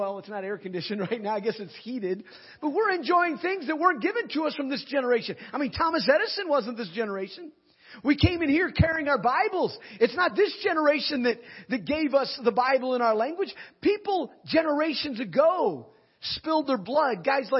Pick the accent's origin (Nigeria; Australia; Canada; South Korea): Nigeria; When I was growing up in Nigeria, as an MK, a missionary kid, my father was a missionary and grew up in Nigeria.